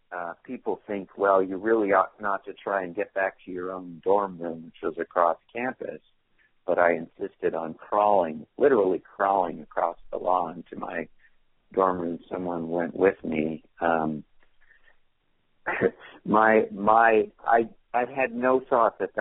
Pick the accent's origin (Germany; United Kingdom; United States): United States; California; moved away as an adult; also born or lived in Oregon; I'm from California. I went away to college in Oregon